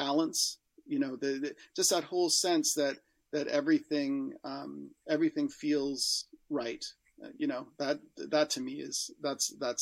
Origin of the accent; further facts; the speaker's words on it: Canada; as a Canadian